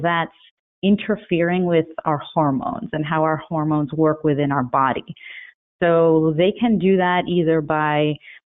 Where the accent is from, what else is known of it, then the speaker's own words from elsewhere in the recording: Elizabeth, New Jersey, United States; also born or lived in Cambridge, Massachusetts / New York City; I grew up in Elizabeth, New Jersey, really on the banks of a highly polluted river